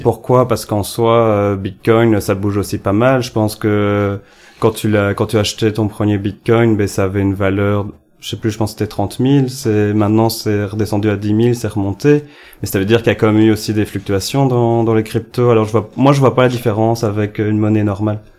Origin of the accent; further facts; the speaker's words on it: Ellezelles, Wallonia, Belgium; je viens d'Elzel, qui est un petit village en Wallonie-Picarde